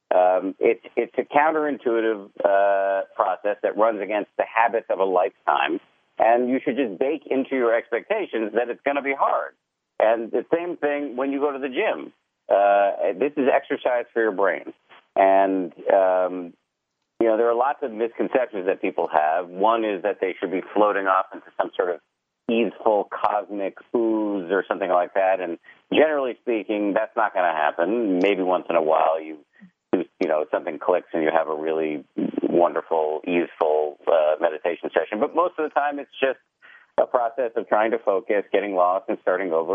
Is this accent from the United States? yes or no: yes; Massachusetts, United States; born or raised there